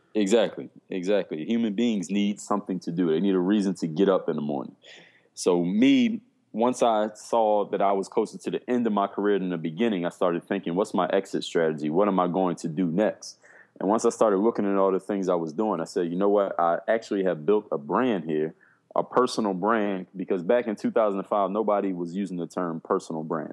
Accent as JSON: {"language": "English", "town": "Philadelphia", "region": "Pennsylvania", "country": "United States", "moved": "as an adult", "lives_now": "South Florida, United States", "said": "I come from Philadelphia, Pennsylvania. Right now, I live in South Florida. Been here for the last eight years"}